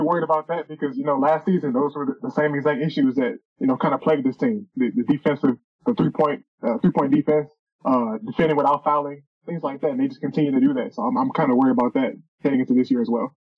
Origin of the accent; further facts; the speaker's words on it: the Missouri area, Illinois, United States; I'm from Illinois, the Missouri area